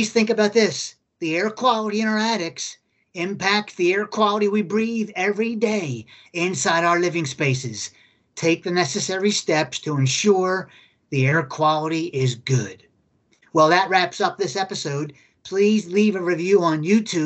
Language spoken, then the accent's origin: English; Philadelphia, Pennsylvania, United States; I grew up in Philadelphia, Pennsylvania, 2 northern climates